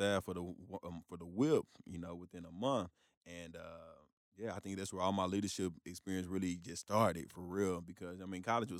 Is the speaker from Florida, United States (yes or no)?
yes; Florida, United States; From, again, growing up in North Florida Rock, and my dad lived in Michigan, too